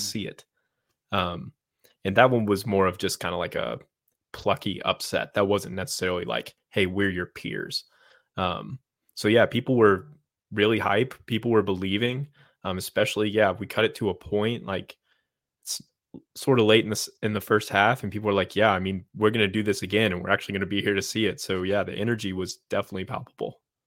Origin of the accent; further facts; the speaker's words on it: right outside of Blacksburg and Radford, Virginia, United States; I grew up right outside of Blacksburg and Radford